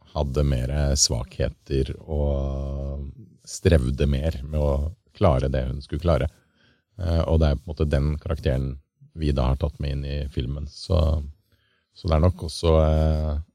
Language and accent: Norwegian; Lørenskog, Akershus, Norway; han lille gutten som sto hjemme i eh, skauen eh, hjemme på Lørenskog og sprengte den der eh, lekebilen med kinaputter foran VHS-kamera